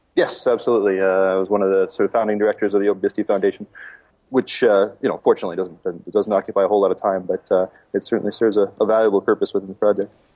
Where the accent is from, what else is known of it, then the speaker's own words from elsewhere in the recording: Calgary, Alberta, Canada; live in my hometown of Calgary.